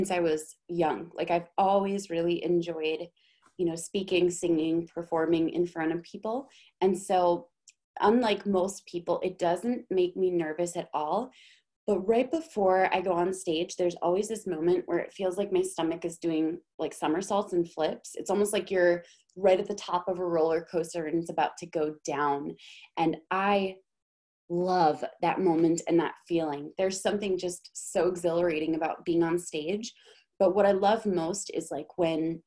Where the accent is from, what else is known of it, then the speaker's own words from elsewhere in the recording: Minnesota, United States; I'm from Minnesota.